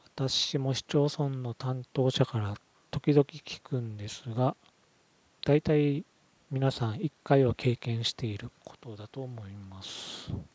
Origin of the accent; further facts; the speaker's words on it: Okinawa, Japan; 私は地元の沖縄県で相続や事業承継の一つの選択肢として民信託に関する講座などをやっており